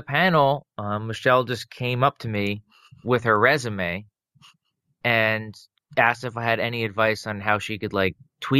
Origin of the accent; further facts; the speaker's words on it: New Jersey, United States; moved away as an adult; also born or lived in Florida / Mississippi; I grew up in New Jersey and I went to Florida for college.